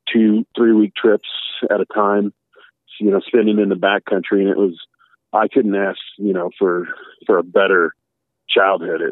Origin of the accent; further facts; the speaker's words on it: Littleton, Colorado, United States; I grew up in Littleton, Colorado, which no one really knew about.